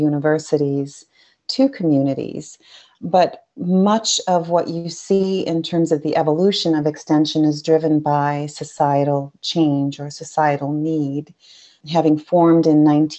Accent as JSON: {"language": "English", "town": "Dunkirk", "region": "New York", "country": "United States", "tie": "born or raised there", "said": "I grew up in Chautauqua County in Dunkirk, New York, right on Lake Erie."}